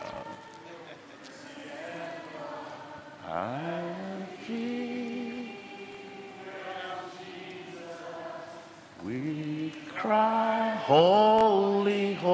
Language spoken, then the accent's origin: English; Nigeria; moved away; Originally, I'm from Nigeria, but I'm here right now.